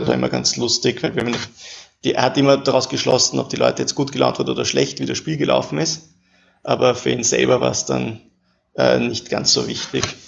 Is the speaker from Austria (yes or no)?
yes; Vienna, Austria; also born or lived in Paris; ich wohne in Wien